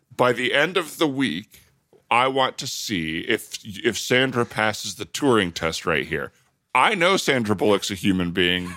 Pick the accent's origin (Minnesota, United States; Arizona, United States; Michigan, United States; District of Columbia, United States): Arizona, United States; Tucson; Tucson, Arizona.